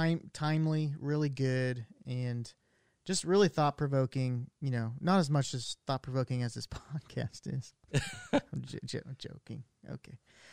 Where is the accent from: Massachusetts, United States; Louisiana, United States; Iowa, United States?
Iowa, United States; I can't even say that I'm from Iowa, because he had an Iowa Hawkeyes coffee cup.